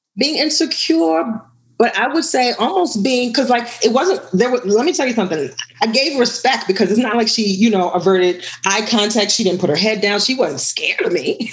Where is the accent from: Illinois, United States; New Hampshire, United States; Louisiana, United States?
Louisiana, United States; New Orleans; I was born and raised in New Orleans.